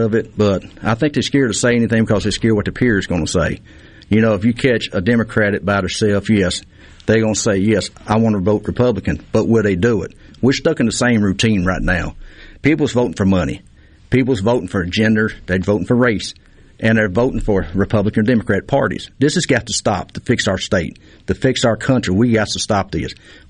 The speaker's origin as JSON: {"language": "English", "town": "Terry", "region": "Mississippi", "country": "United States", "said": "I'm from Terry, Mississippi, right off of Spring Ridge Road and Kimball."}